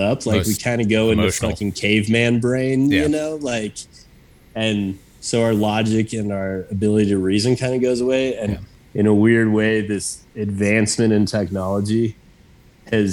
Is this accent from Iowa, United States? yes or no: no; Wyoming, United States; also born or lived in Mexico City, Mexico; growing up in Wyoming.